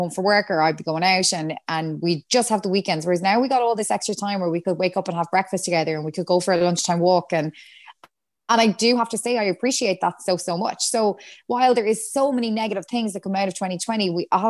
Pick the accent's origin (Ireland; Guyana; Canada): Ireland; Galway, Connacht; moved away as an adult; now in Dublin, Ireland; I'm from Galway. Like I just moved up here.